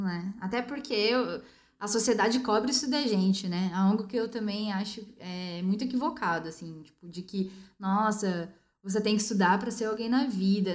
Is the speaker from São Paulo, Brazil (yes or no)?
yes; Bauru, São Paulo, Brazil; moved away as an adult; also born or lived in São Vicente, São Paulo; eu sou do interior, eu vim de Bauru.